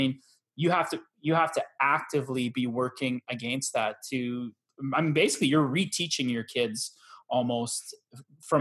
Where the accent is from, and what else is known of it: Canada